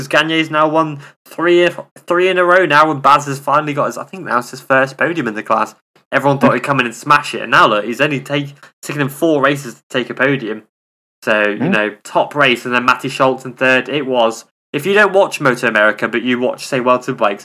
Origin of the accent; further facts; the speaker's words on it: England, United Kingdom; I'm English